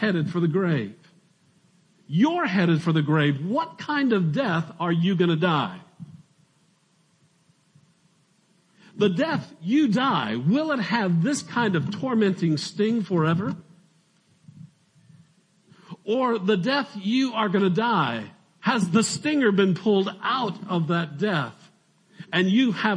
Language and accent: English; Arizona, United States; I'm from Arizona